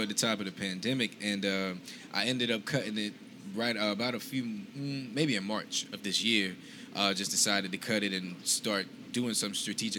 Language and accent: English; Ahoskie, North Carolina, United States; now in Charlotte, United States; I'm originally from Hertford County.